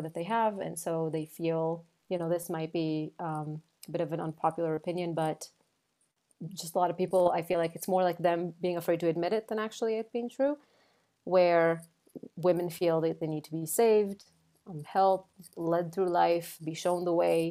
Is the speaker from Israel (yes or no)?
yes; Israel; moved away as an adult; now in New York, United States; I'm originally from Israel. I moved to the United States, to New York, about 8 years ago